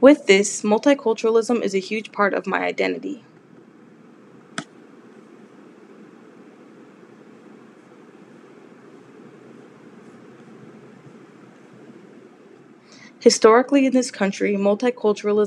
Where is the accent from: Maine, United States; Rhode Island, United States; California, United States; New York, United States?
California, United States; Los Angeles; moved away as an adult; now in San Jose, United States; I was born and raised in Los Angeles, California